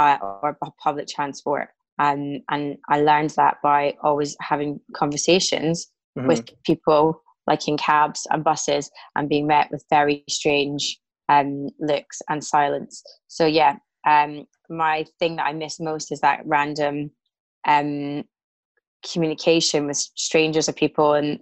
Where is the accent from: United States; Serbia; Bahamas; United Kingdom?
United Kingdom; Glasgow, Scotland; now in London, United Kingdom; I definitely got the gift of the gab from being a Glaswegian.